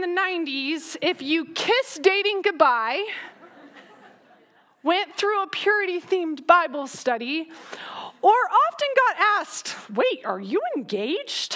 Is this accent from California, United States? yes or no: yes; Southern California, United States; I grew up in Southern California